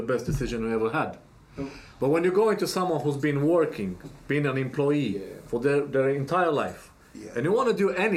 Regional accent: Romania; now in Nottingham, United Kingdom; I'm in Nottingham, from Romania, but I'm in Nottingham

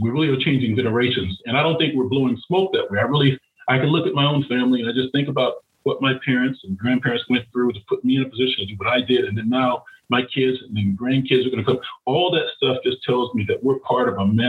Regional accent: Florida, United States; I grew up in Florida

